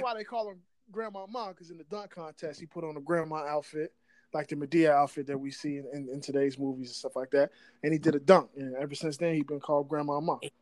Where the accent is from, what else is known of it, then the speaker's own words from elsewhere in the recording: Virginia, United States; moved away; also born or lived in New Jersey; I'm originally from Virginia.